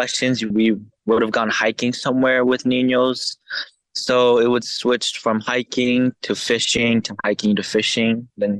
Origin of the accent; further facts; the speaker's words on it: Albuquerque, New Mexico, United States; I am from Albuquerque, New Mexico. I was born and raised here ever since I was a baby.